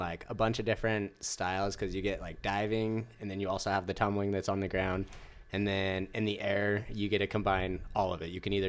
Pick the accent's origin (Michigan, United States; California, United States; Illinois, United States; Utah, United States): Utah, United States; Kaysville; I'm from Utah, I'm from Salt Lake